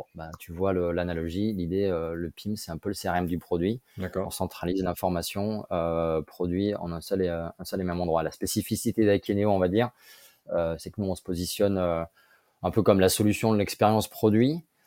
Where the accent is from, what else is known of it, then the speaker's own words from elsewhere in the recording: Grenoble, Auvergne-Rhône-Alpes, France; moved away; also born or lived in Lyon / Paris; je suis grenoblois